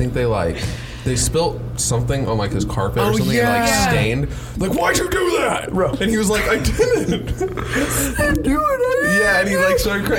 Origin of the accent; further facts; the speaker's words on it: United States; I'm Irish or Italian, but I mean that was like 200 years ago. Now I'm just American.